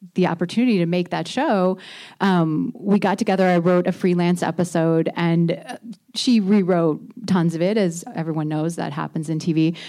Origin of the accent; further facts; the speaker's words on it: Indiana, United States; moved away; I grew up in Indiana